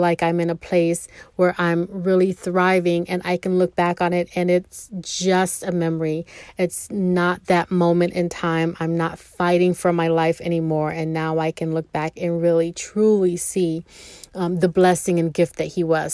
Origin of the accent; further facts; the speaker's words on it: Rochester, New York, United States; moved away; I'm no longer having to live in Rochester, my hometown. No more snow country